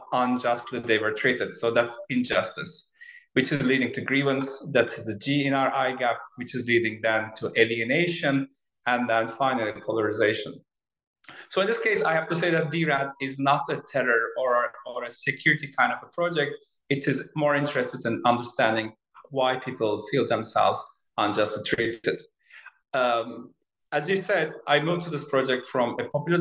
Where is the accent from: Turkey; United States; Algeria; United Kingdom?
Turkey; moved away; I was born in Turkey in 1970s, and then I was a student at Boğaziçi University, as you said, in 1990s